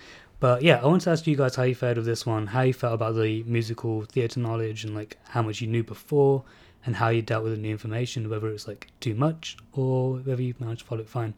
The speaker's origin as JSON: {"language": "English", "country": "India", "said": "you know, I'm barely a fan of musicals, despite being Indian."}